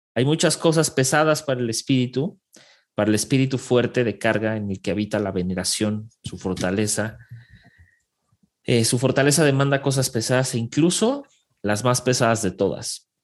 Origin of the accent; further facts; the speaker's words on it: Mexico; nosotros somos el vecino del norte, o sea, somos el vecino de Estados Unidos y Canadá